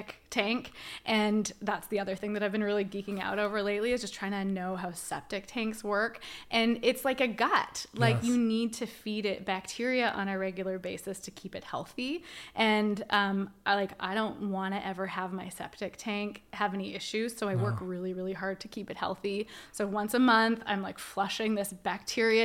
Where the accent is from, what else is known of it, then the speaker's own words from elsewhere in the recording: Canada; I'm a Canadian